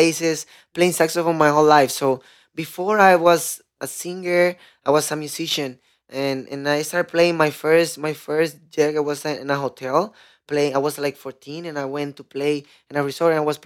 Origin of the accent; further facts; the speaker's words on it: Santiago de los Caballeros, Santiago, Dominican Republic; English is a second language; moved away; also born or lived in Consuelo / Los Llanos; I'm coming from Dominican and a city is called Santiago